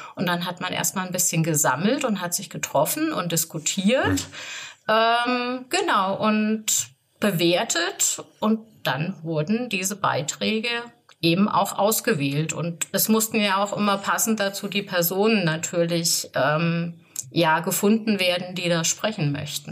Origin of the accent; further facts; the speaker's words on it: Offenbach, Hesse, Germany; now in Gersfeld, Germany; ich bin gebürtig aus äh, Gersfeld. Ich wohne da auch. Ich bin zwar in Offenbach groß geworden